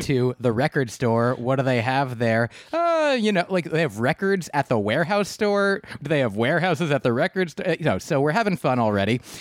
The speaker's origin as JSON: {"language": "English", "region": "New Jersey", "country": "United States", "tie": "born or raised there", "said": "I grew up in New Jersey"}